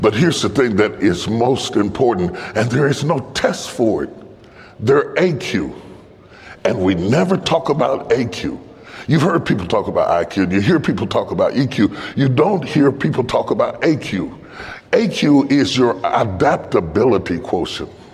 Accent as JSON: {"language": "English", "region": "West Virginia", "country": "United States", "said": "I'm from West Virginia"}